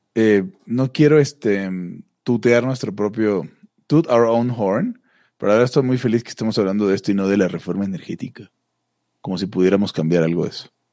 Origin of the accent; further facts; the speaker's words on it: Maracaibo, Zulia, Venezuela; Maracaibo, la ciudad donde soy